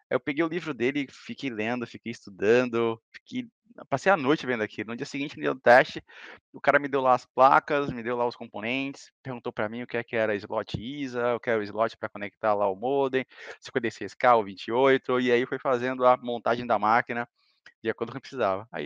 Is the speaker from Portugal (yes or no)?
no; Salvador, Bahia, Brazil; now in Florianópolis, Brazil; Assim, uh, eu sou de Salvador, Bahia, né? Hoje eu estou morando no Sul, estou em Santa Catarina, na, na Grande Florianópolis.